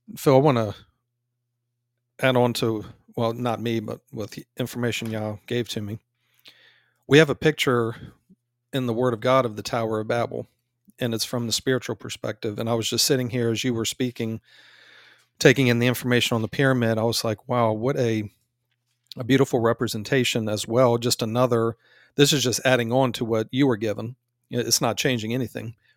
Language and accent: English; United States; we're from America